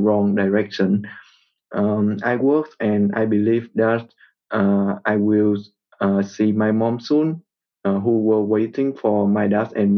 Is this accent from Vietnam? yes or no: yes; Vietnam; I am from Vietnam, and my parents were born and grew up in the north of my country